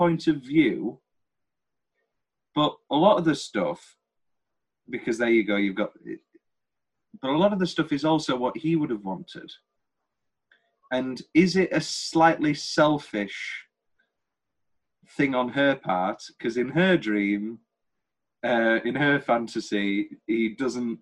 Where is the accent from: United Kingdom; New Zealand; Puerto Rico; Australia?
United Kingdom; we're British